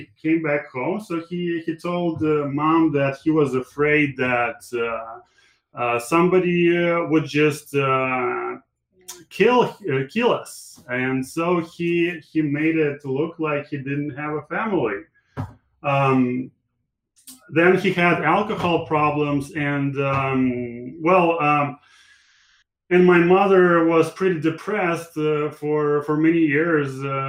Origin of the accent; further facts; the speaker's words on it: Latvia; English is a second language; moved away as an adult; also born or lived in Moscow; So I was born in Latvia. Okay, very cool. I grew up there, and this country was a part of Soviet Union until 91.